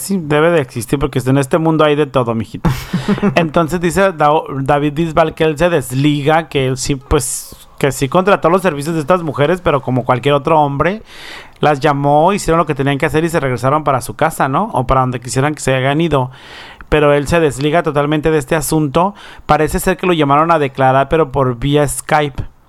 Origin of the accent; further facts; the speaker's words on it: Baja California Sur, Mexico; now in United States; Baja California Sur, de donde yo soy